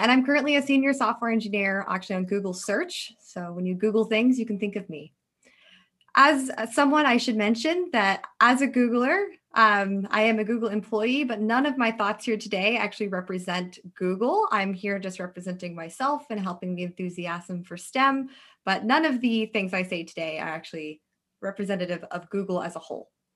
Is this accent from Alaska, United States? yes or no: yes; Alaska, United States; moved away as an adult; now in Bay Area, United States; I'm originally from Alaska